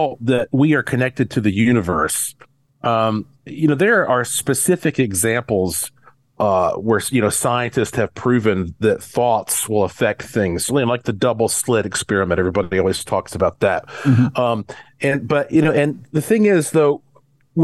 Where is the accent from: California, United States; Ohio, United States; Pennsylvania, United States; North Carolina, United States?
North Carolina, United States; Asheville; moved away as an adult; also born or lived in Caribbean; now in Las Vegas, United States; when I was growing up in Western North Carolina